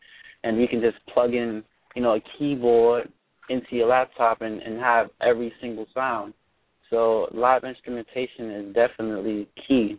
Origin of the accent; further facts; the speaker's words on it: New York City, New York, United States; I'm from the Bronx. I'm from the hood.